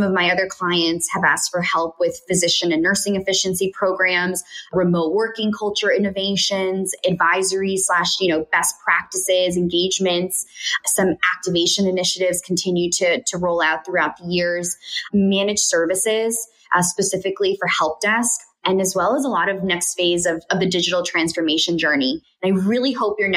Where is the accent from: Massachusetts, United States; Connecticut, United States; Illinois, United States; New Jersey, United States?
Connecticut, United States; also born or lived in Colombia; I was born in Connecticut and grew up living in both Colombia, South America, and Connecticut